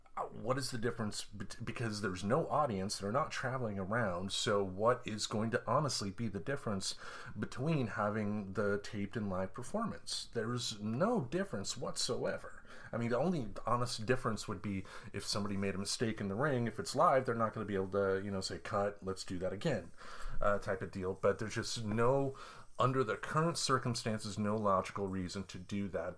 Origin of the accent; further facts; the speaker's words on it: Michigan, United States; growing up in Michigan